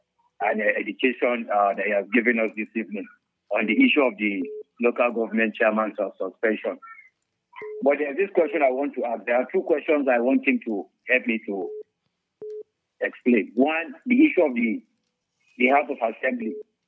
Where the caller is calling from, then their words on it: Chigumoda, Nigeria; from Chigumoda.